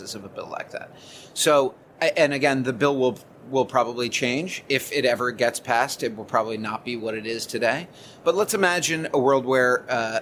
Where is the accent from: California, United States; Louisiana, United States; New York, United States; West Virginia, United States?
New York, United States; as a New Yorker and as somebody who walks and lives and shops in this city